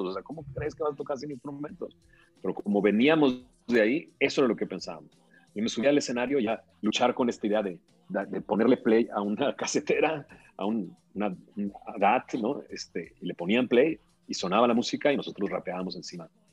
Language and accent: Spanish; Monterrey, Nuevo León, Mexico; moved away as an adult; me pude salir de Monterrey como si nada. Me vine, me casé y me salí de Monterrey